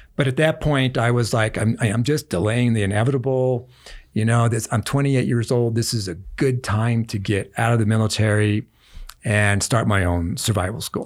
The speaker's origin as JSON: {"language": "English", "town": "Omaha", "region": "Nebraska", "country": "United States", "tie": "born or raised there", "said": "Ended up in an orphanage, a boys' town in Omaha, Nebraska"}